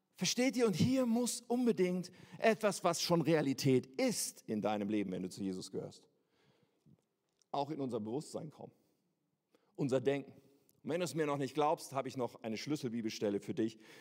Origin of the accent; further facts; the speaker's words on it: Germany; als Deutsche mit einem deutschen Pass